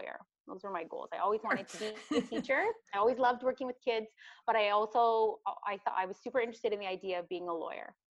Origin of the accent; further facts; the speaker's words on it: Midland, Ontario, Canada; So I'm born and raised in Midland. I grew up in Midland.